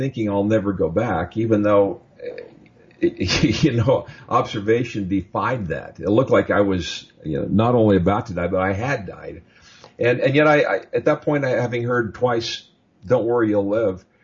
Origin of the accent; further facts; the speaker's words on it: Midwest, United States; And I grew up in the Midwest.